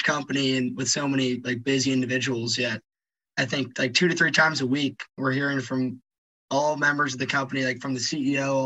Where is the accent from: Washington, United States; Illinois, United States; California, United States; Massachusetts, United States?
California, United States; Bay Area; I'm from the Bay Area in California